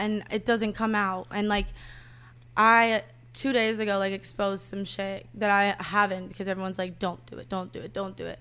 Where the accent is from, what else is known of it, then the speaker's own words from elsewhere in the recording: the South, United States; I'm from the South